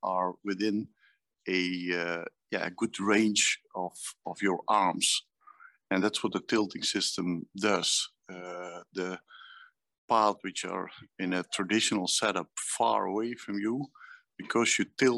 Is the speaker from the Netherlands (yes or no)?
yes; Netherlands; I'm from Holland.